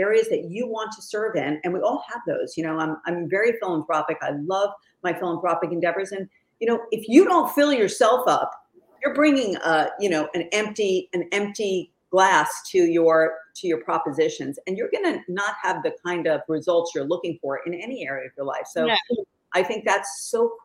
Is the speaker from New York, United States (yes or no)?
yes; New York, United States; I'm from New York. I talk a little fast